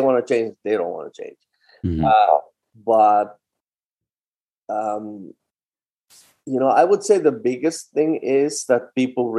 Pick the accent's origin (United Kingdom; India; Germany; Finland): Finland; English is a second language; moved away as an adult; also born or lived in Leningrad, Russia / New York, United States / Netherlands / Basel, Switzerland; now in Boston, United States; I started in my home country in Finland at a very young age, 15.